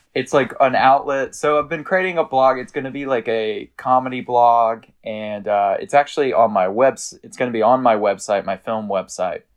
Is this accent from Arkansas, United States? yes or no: yes; Arkansas, United States; now in New York City, United States; growing up in Arkansas